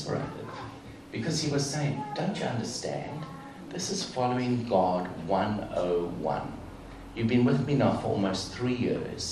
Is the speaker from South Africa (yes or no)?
yes; South Africa; I grew up in South Africa, apartheid South Africa, and Nelson Mandela was, for most of my childhood, was in prison